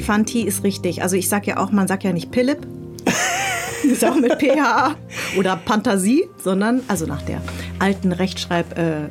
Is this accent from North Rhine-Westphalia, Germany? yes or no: no; Munich, Bavaria, Germany; moved away as an adult; also born or lived in Darmstadt; now in Berlin, Germany; ich bin in München groß geworden, also äh, ab, ab, ab, ab als ich zehn war